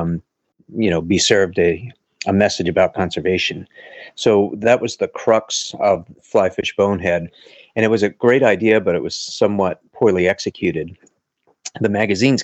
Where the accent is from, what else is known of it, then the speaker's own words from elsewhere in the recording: Pennsylvania, United States; also born or lived in New Jersey; now in Miami Beach, United States; I'm originally from Pennsylvania, now living in Southeast Florida, in Miami Beach